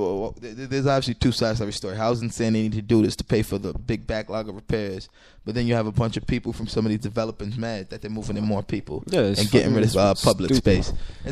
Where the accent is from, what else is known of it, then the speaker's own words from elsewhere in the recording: New York City, New York, United States; We grew up in Bushwick, Bushwick, Brooklyn.